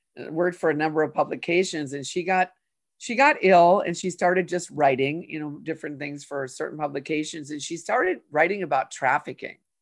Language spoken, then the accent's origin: English; Saint Paul, Minnesota, United States; I grew up in Minnesota, Sarah, in Saint Paul.